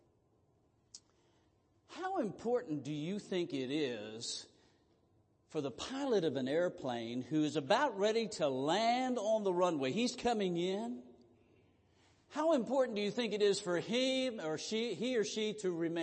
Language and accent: English; Southern Maryland, United States; moved away; I grew up in Southern Maryland